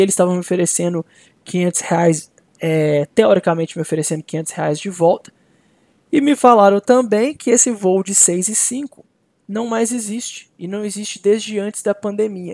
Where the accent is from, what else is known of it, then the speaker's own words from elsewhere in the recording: Belo Horizonte, Minas Gerais, Brazil; moved away as an adult; now in Minnesota, United States; eu sou de Belo Horizonte, eu tava co, em Belo Horizonte com a minha família.